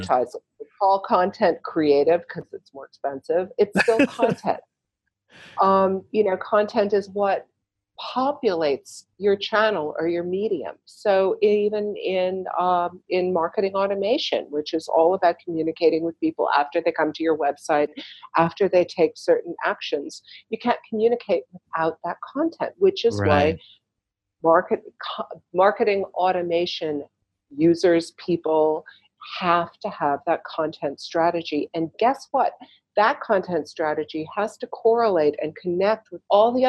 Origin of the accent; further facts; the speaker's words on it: Chicago, Illinois, United States; now in New York, United States; I grew up in Chicago